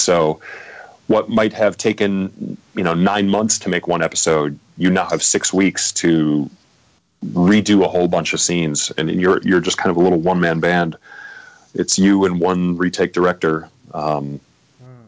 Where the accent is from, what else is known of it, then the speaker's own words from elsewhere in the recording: Midwest, United States; now in Los Angeles, United States; I come from the Midwest